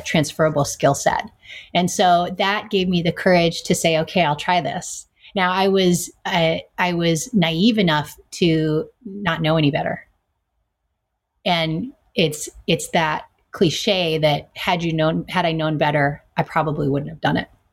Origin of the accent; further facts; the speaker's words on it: California, United States; I was born in California.